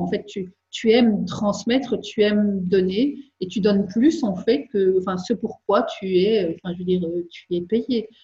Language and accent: French; Belgium; je suis belge